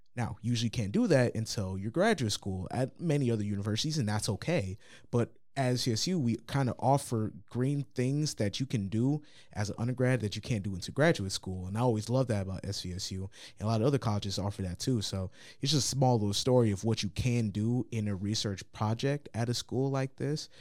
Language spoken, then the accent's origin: English; New Lothrop, Michigan, United States; I'm from New Lothrop